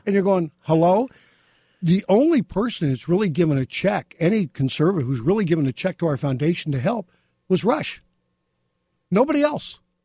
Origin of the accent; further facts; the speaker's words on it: Beverly Hills, California, United States; growing up in Beverly Hills with my mom, my sister